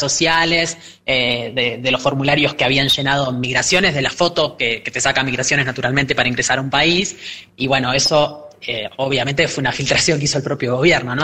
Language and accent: Spanish; Argentina